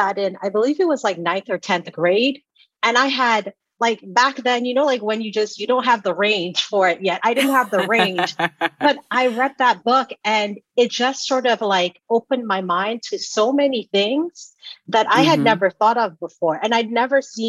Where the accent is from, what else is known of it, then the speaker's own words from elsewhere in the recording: Sierra Leone; moved away; also born or lived in Georgia, United States; When I was growing up in Sierra Leone, like my dad was an avid reader